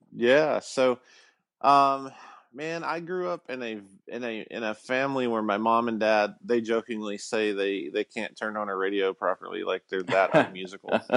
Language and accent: English; Alabama, United States; I grew up in Alabama